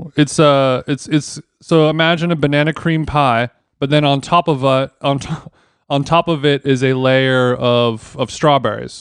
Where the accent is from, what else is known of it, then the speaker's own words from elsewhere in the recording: Orange County, California, United States; moved away as an adult; now in Los Angeles, United States; I grew up in Orange County, but, uh, I, I'm, I've been in L A my whole adult life.